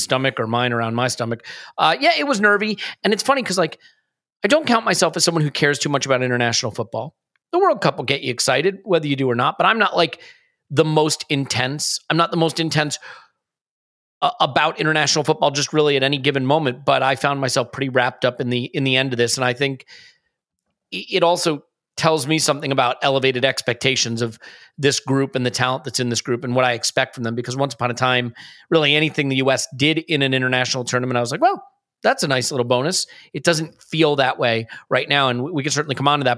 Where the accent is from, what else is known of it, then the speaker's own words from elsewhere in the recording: United States; I am American